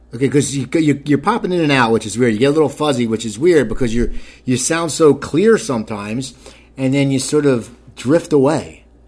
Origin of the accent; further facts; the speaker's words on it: New Jersey, United States; I am from New Jersey